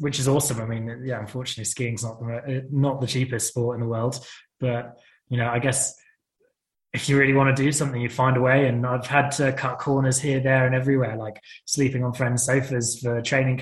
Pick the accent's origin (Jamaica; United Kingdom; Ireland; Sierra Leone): United Kingdom; being a British athlete